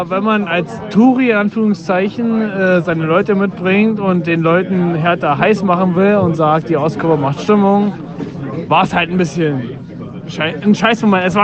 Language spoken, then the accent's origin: German; Berlin, Germany; Ja, gut, als Düssen-Fan und als äh, Berliner äh, war es ja ein gerechtes Ergebnis.